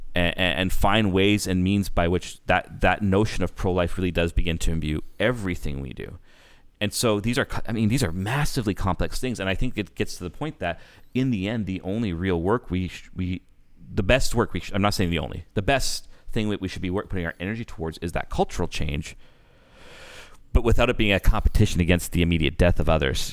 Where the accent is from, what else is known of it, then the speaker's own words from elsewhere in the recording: Canada; as a Canadian